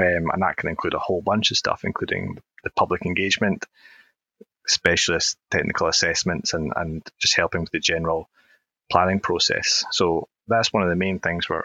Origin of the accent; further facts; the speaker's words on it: Oban, Scotland, United Kingdom; I did grow up, and I'm from Oban on the west coast of Scotland.